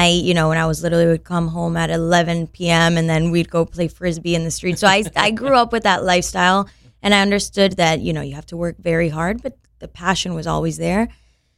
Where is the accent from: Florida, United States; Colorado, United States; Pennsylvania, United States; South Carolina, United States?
Florida, United States; Miami; also born or lived in Venezuela; I moved to Miami when I was 3 years old.